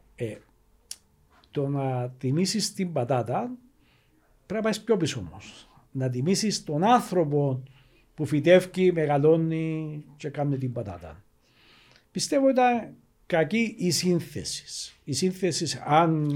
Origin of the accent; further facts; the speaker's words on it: Cyprus; ο διαχωρισμό τη πατρίδα μου. Η λεγόμενη πράσινη γραμμή